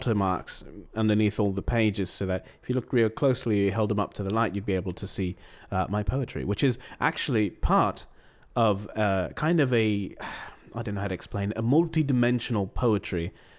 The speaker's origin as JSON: {"language": "English", "region": "East of England", "country": "United Kingdom", "lives_now": "London, United Kingdom", "said": "I'm not from London, actually."}